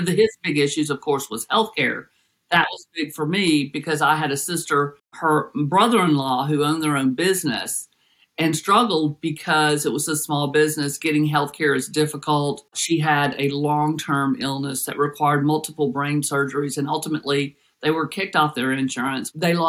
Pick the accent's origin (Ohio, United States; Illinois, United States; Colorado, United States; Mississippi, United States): Colorado, United States; Denver; born there; also born or lived in Los Angeles / Tennessee; So we moved to Denver, or my parents moved to Denver after law school with the FBI, and I was born in Denver.